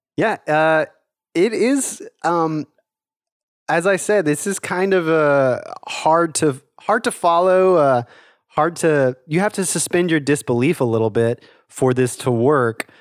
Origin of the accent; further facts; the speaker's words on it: the South, United States; I'm from the South, I live in the South